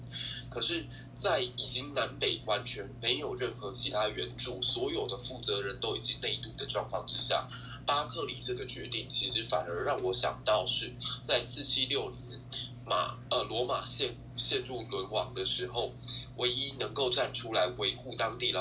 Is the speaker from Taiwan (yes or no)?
yes; southern Taiwan, Taiwan; 特别是我们南部人